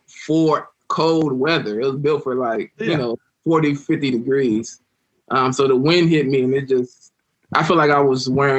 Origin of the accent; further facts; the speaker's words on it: United States; moved away as an adult; also born or lived in Louisiana / Florida / Columbus, Ohio; growing up in Louisiana and Florida, it gets cold